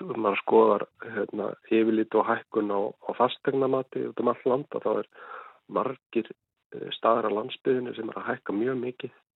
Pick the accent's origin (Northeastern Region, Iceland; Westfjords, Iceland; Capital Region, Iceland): Westfjords, Iceland; Ísafjörður; now in Bolungarvík, Iceland; þegar ég var allast upp á Ísafjörði